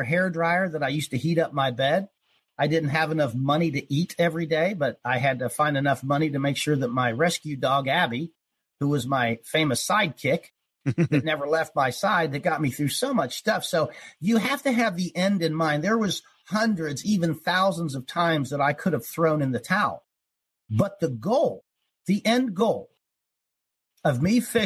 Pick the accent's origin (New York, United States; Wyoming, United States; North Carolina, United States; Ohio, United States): Ohio, United States; I was born in Ohio, you know, spent a lot of time in the country, in the woods, and fishing and hunting